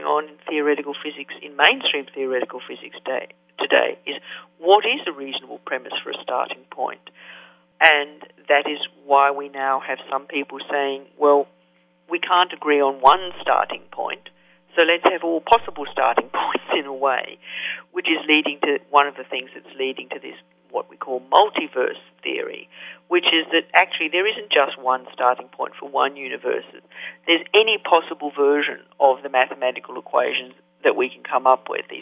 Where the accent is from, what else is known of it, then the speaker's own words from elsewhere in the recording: Australia; now in United States; I was brought up in Australia